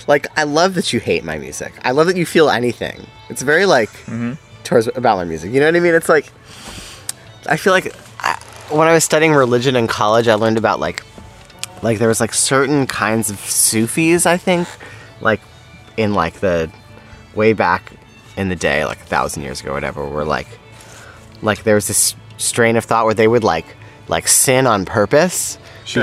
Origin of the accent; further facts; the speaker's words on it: New York, United States; growing up in New York